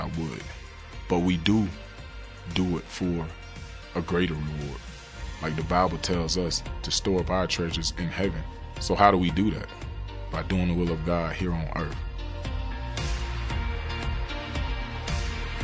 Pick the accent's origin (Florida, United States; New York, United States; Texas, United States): Florida, United States; Pahokee; my hometown, Pahokee, Florida